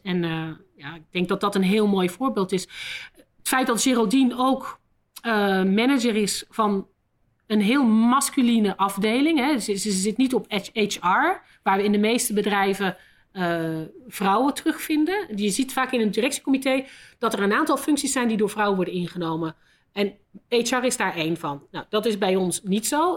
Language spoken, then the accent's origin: Dutch; Netherlands; moved away as an adult; also born or lived in London, United Kingdom / Tokyo, Japan; now in Belgium; zoals je wel hoort ben ik niet Belgisch. ik ben van Nederland.